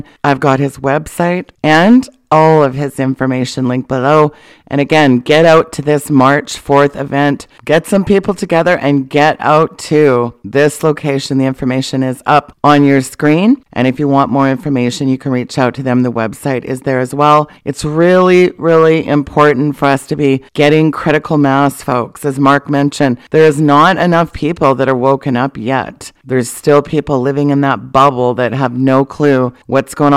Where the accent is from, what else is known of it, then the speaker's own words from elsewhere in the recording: British Columbia, Canada; moved away; also born or lived in Alberta / United States; I'm born and raised in Canada, in BC